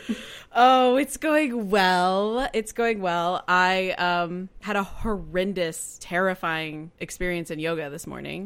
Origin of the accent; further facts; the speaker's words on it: Kansas City, United States; me being from Kansas City is whenever I say I'm from Kansas City, they're like, "Kansas or Missouri?"